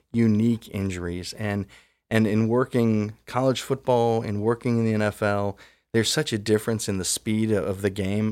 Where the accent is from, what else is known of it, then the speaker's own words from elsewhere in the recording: Columbus, Ohio, United States; I grew up in Columbus